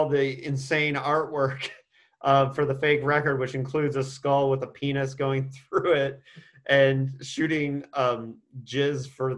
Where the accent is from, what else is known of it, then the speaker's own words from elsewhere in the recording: Indiana, United States; my home state of Indiana